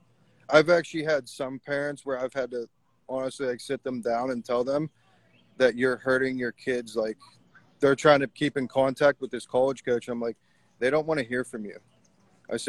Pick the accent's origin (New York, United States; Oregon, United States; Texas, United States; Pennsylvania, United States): Pennsylvania, United States; Pittsburgh; I came from Pittsburgh to Beaver County. So I'm about 35 miles out of the city of Pittsburgh.